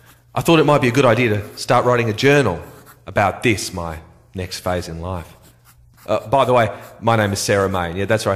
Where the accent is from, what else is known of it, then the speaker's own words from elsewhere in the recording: Adelaide, South Australia, Australia; I'm 17 years old and I'm from Adelaide, South Australia. I am in year 12.